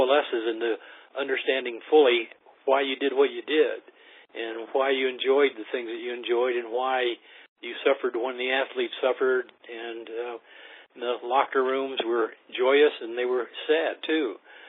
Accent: Ames, Iowa, United States; But also, John, I grew up in Ames.

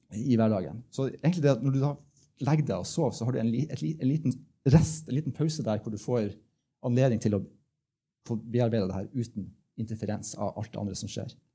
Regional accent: Bodø, Nordland, Norway; Jeg kommer fra Bodø

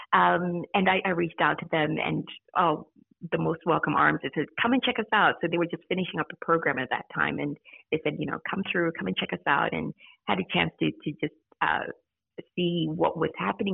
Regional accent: Zimbabwe; moved away as an adult; also born or lived in United States; now in Australia; I originally grew um, was born in Zimbabwe, yep. um, but I grew up in the States and was yes. there for a couple of years. And then our family moved back to Zimbabwe.

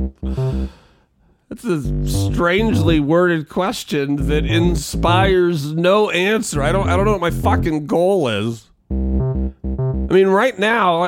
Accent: Spokane, Washington, United States; I call the hometown Spokaloo, but it's really Spokane, Washington

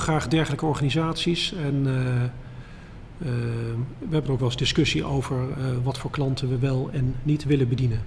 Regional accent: Dieren, Gelderland, Netherlands; moved away; ik kom oorspronkelijk uit Dieren

